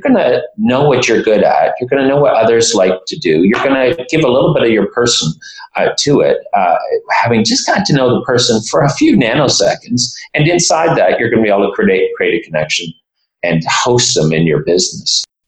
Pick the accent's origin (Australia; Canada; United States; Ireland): Canada; Toronto, Ontario; my hometown here, Toronto